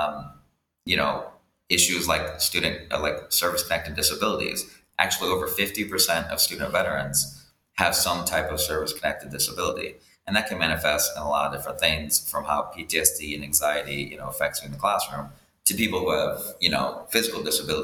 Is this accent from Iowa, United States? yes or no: yes; rural Iowa, United States; moved away as an adult; also born or lived in Thailand; now in Dominican Republic; I grew up in Iowa, in rural Iowa